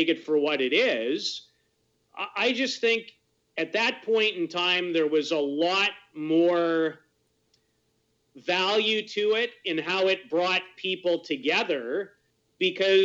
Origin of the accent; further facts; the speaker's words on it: Canada; as Canadians